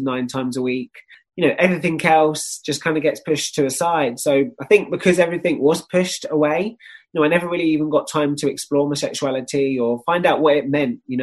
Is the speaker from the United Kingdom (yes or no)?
yes; Kent, South East England, United Kingdom; Kent. Yeah, I grew up in just outside of London